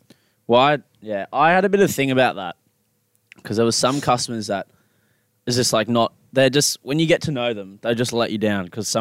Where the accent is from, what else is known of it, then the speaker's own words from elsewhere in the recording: Australia; We're Australian.